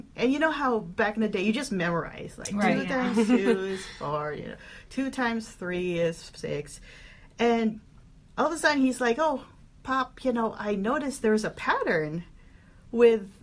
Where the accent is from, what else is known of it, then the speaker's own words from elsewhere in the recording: Philippines; now in United States; we're all from the Philippines. I moved to the States in 2004